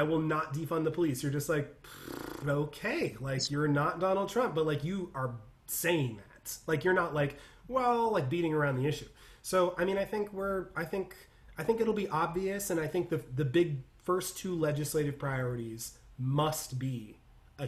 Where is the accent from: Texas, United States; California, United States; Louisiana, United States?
California, United States; I'm from California